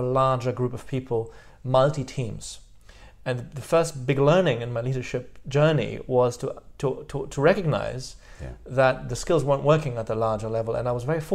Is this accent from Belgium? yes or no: yes; Brussels, Brussels-Capital Region, Belgium; first language French; English is a second language; now in London, United Kingdom; I went to UCLA first and then to Woluwe in Brussels